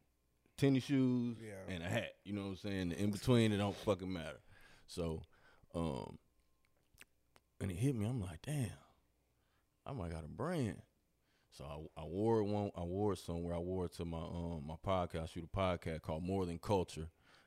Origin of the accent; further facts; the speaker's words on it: Milwaukee, Wisconsin, United States; I'm from Milwaukee, Wisconsin. But I've been here most of my life though. But I'm from Milwaukee.